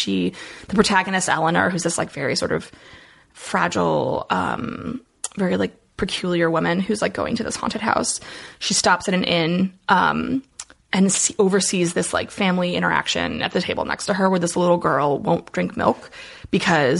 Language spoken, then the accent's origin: English; Allentown, Pennsylvania, United States; now in Philadelphia, United States; I'm from Allentown originally.